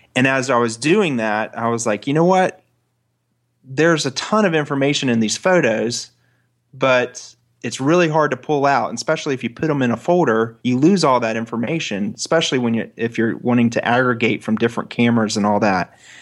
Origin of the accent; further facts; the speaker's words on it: Florida, United States; I'm a boy from Florida